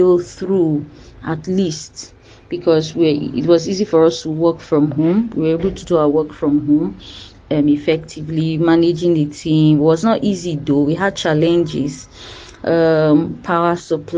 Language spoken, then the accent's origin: English; Delta, Nigeria; also born or lived in Lagos State; now in Lagos, Nigeria; I am from Delta State, but I reside in Lagos State, Nigeria.